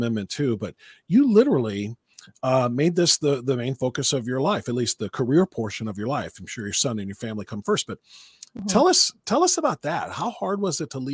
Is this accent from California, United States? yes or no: no; Cleveland, Ohio, United States; being a Midwesterner, you know, from Cleveland